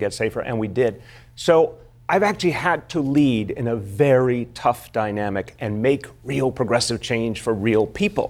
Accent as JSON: {"language": "English", "region": "New York", "country": "United States", "said": "as a New Yorker"}